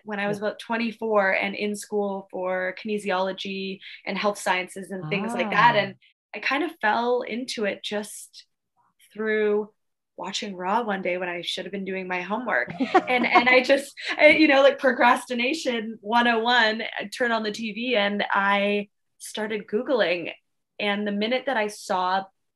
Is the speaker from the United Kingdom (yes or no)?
no; Victoria, British Columbia, Canada; moved away as an adult; also born or lived in Australia; Victoria, my hometown